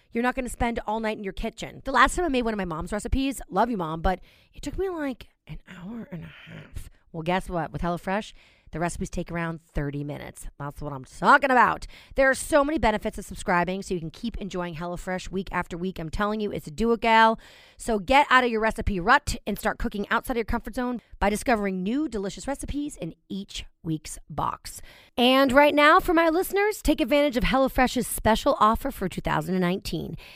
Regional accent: New York, United States; I'm telling you too, as a New Yorker, I don't know about you guys, but grocery shopping is such a pain in my butt.

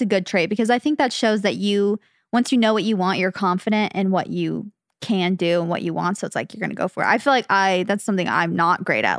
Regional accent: Phoenix, Arizona, United States; born or raised there; moved away as an adult; now in California, United States

